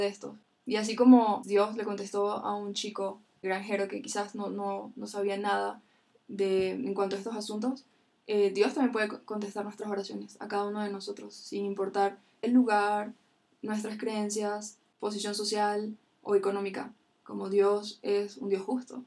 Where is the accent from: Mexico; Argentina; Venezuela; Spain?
Venezuela; yo soy de Venezuela